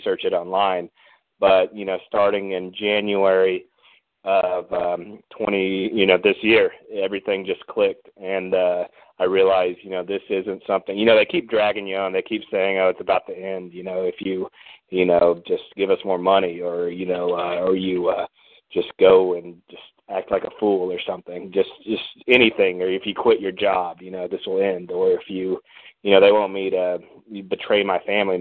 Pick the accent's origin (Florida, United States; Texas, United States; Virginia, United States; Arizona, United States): Texas, United States; Fort Worth; I'm from Fort Worth